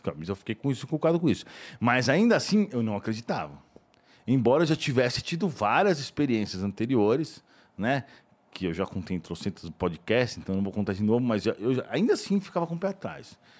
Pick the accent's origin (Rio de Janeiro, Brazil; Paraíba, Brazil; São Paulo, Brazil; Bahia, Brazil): São Paulo, Brazil; eu sou de São Paulo, né? Morava aqui, tá, Vila Mariana